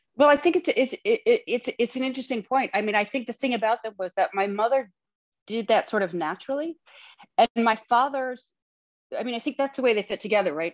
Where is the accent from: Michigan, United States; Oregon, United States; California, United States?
Michigan, United States; Lansing; I grew up in Lansing, Michigan, where my dad was not really like anybody else.